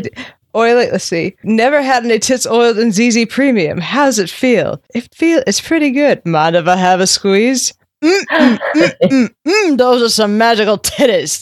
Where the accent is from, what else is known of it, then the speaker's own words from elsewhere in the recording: Nova Scotia, Canada; I grew up in Nova Scotia